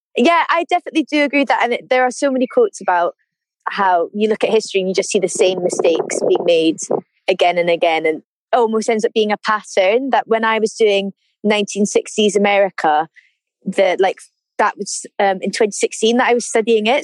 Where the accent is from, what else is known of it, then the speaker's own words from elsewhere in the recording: Edinburgh, Scotland, United Kingdom; moved away as an adult; also born or lived in St Andrews; now in London, United Kingdom; So I come from Edinburgh and I moved down to London about nine months ago now in August